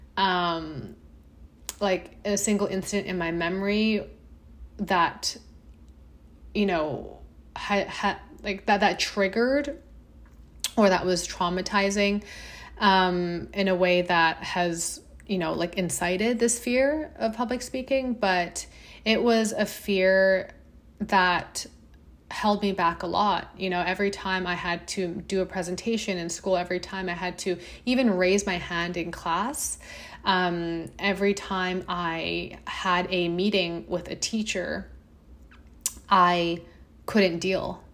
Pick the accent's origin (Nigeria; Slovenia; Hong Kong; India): Hong Kong; I grew up in Hong Kong